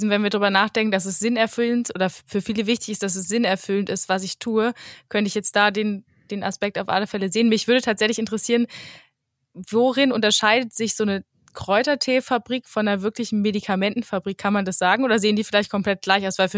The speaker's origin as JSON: {"language": "German", "country": "Germany", "said": "wir sind ja als Deutsche schon stark dafür bekannt, dass wir sehr, sehr viele Regeln haben."}